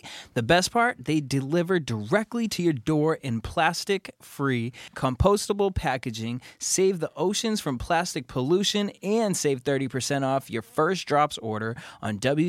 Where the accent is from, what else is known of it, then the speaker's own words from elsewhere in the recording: Boston, Massachusetts, United States; now in Los Angeles, United States; Oh, okay, my heart's always going